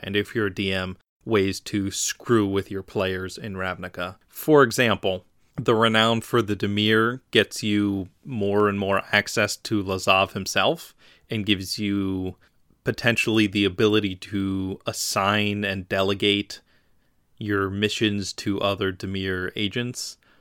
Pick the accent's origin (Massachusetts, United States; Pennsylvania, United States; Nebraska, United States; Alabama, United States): Pennsylvania, United States; Philadelphia; I'm from Philly